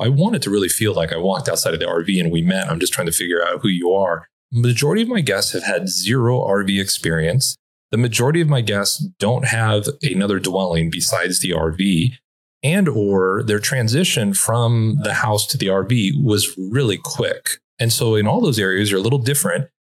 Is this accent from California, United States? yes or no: yes; Los Angeles, California, United States; I'm like, no, I'm originally from Los Angeles